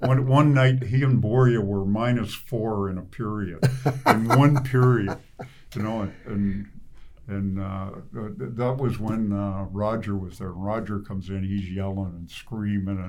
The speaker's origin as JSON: {"language": "English", "town": "Ottawa", "region": "Ontario", "country": "Canada", "said": "I'm from Ottawa East"}